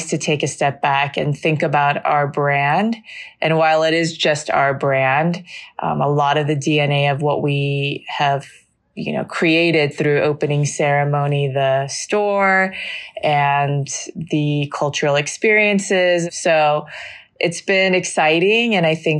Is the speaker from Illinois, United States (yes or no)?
no; Los Angeles, California, United States; moved away as an adult; also born or lived in New York; I was born in Los Angeles in Children's Hospital and near downtown. And I grew up there in mainly the Valley in Encino and in Northridge